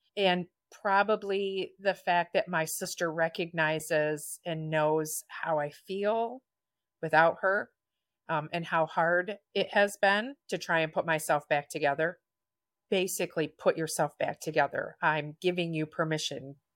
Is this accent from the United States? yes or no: yes; Chelsea, Michigan, United States; now in Brooklyn, United States; I'm from Brooklyn, Michigan, originally Chelsea.